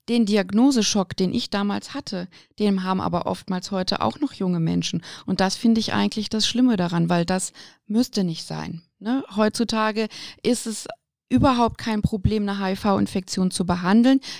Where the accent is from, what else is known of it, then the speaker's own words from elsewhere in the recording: Aachen, North Rhine-Westphalia, Germany; born there; Also ich meine, ich bin geboren in Aachen und habe aber trotzdem auch immer schon familiär eine fränkische Seite in mir gehabt